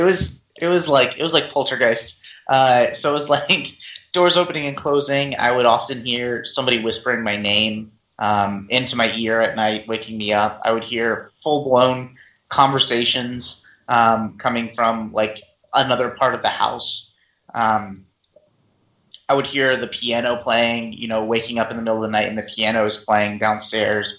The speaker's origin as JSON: {"language": "English", "region": "Virginia", "country": "United States", "tie": "born or raised there", "also_born_or_lived": "Pennsylvania", "said": "we moved from Pennsylvania to Virginia, brand new house"}